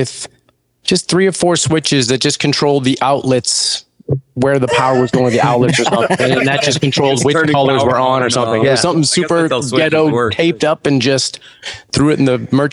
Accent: outside of Boston, Massachusetts, United States; I grew up outside of Boston

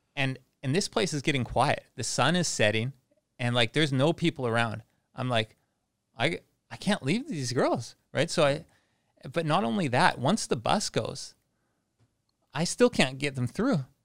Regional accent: Langley, British Columbia, Canada; moved away as an adult; now in Phuket, Thailand; I'm from B C, just outside, uh, Vancouver

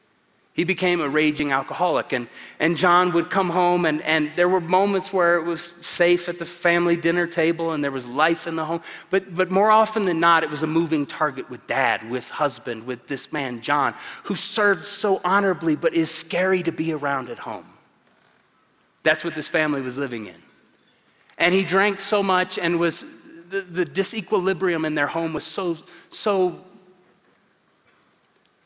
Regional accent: Tulsa, Oklahoma, United States; moved away as an adult; now in Colorado Springs, United States; I come from Tulsa, Oklahoma. 22 years there, 17 and a half here in Colorado Springs. And Tulsa is a good place to grow up

